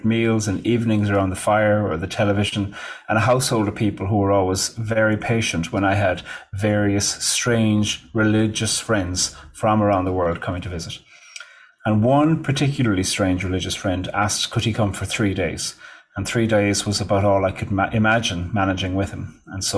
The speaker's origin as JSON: {"language": "English", "country": "Ireland", "also_born_or_lived": "Switzerland / Australia", "moved": "as an adult", "lives_now": "New York, United States", "said": "in 2002, I moved home to Ireland from Australia"}